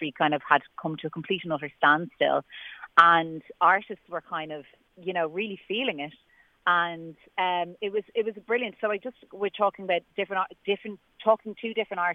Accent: Ireland; I'm Irish

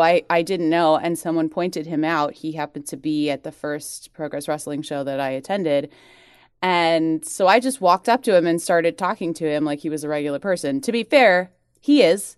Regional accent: United States; now in United Kingdom; I'm American

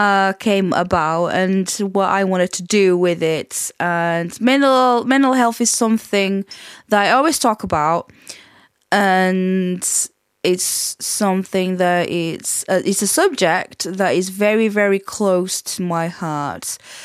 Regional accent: Portugal; accent: Portuguese; English is a second language; come back with still move my Portuguese accent with a twang of, you know, I'd go to Scotland and then I'd come back with sort of like a Yorkshire and Scottish and Portuguese like accent mixed in together.

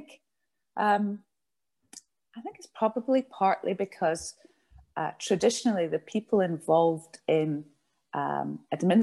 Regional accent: Glasgow, Scotland, United Kingdom; I was born in Glasgow and I went to secondary school in Glasgow

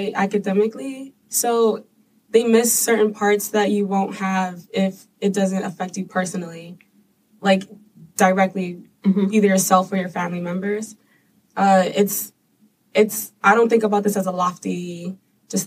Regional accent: New York City, New York, United States; I'm from the South Bronx.

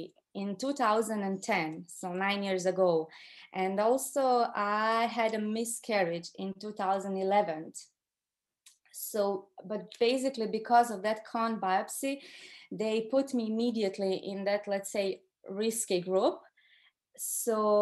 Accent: Croatia; moved away as an adult; now in Ireland; I'm from Croatia originally

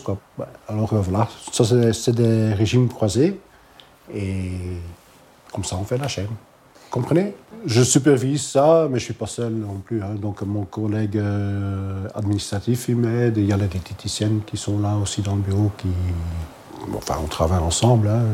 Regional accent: Halle, Flanders, Belgium; first language Dutch; French is a second language; Je suis néerlandophone. Je viens de Halle.

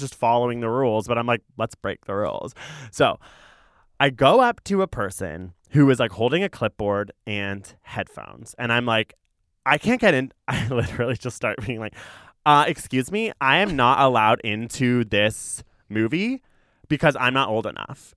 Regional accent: Toronto, Ontario, Canada; I actually grew up in what it was called East York.

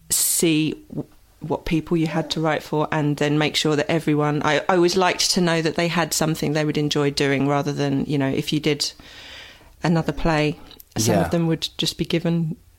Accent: London, United Kingdom; I'm from London, originally.

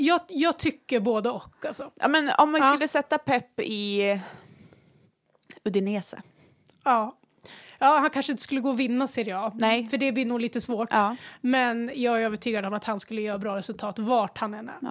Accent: Västerås, Västmanland, Sweden; Vi är uppvuxna ute i Barkarö, en liten förort utanför mm. Västerås

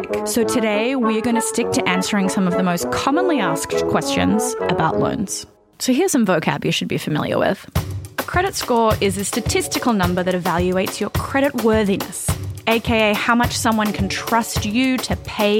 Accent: Australia; moved away as an adult; now in United States; I'm from Australia. I moved to the US about 6 years ago.

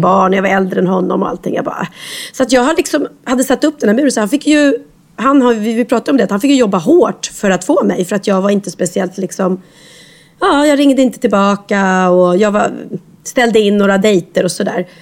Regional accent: Skövde, Västra Götaland, Sweden; jag är från Skövde

